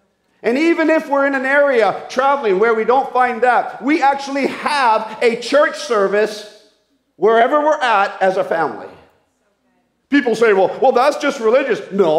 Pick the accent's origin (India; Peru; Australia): Peru; The amount of toys I grew up with in South America, in the Amazon jungles as a missionary kid